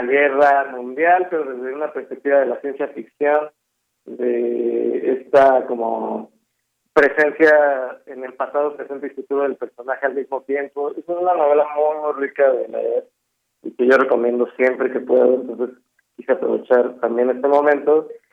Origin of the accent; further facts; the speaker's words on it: Ecatepec, State of Mexico, Mexico; yo soy de Ecatepec, eh, mi banda también